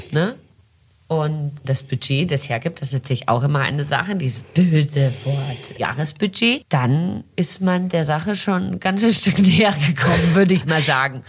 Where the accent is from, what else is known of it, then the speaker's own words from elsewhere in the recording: Brazil; now in Germany; ich bin in Brasilien geboren und aufgewachsen